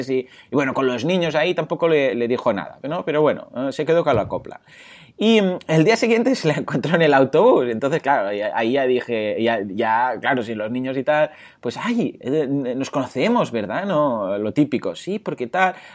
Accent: Mataró, Catalonia, Spain; porque yo, pues, bueno, soy de aquí, de Mataró.

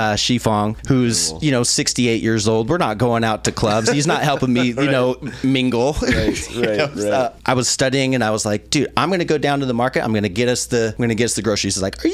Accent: Idaho, United States; moved away as an adult; also born or lived in Salt Lake City, Utah / Portland, Oregon / Raleigh, North Carolina / Taiwan; I was born in Salt Lake City, Utah, raised in Idaho, jumped to Portland

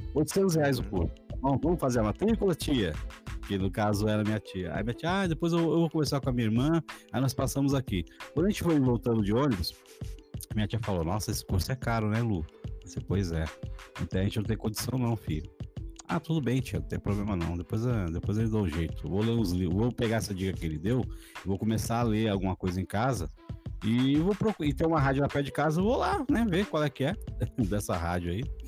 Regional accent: São Paulo, Brazil; also born or lived in Itaquera; Eu cheguei, cheguei aqui com 5 anos de idade faz 40 anos que eu estou em São Mateus e valorizo muito esse lugar aqui

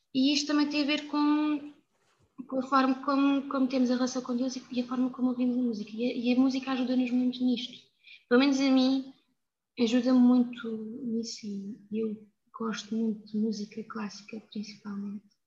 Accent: São Miguel de Machede, Alentejo, Portugal; eu vivi numa aldeia muito pequena, que é São Miguel de Machado, é de Évora, mas que é, é muito rica, principalmente na minha altura, quando eu era pequena

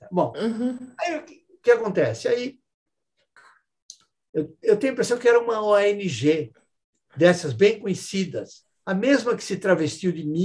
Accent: São Paulo, Brazil; E São Paulo, sou de São Paulo.

